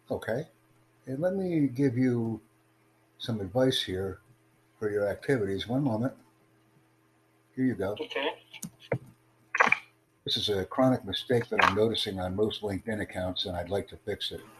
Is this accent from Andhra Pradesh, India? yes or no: yes; Andhra Pradesh, India; English is a second language; myself, I'm Indian. Yes. So where are you from? I'm from, uh, you know, you, you, know, the state called Andhra Pradesh.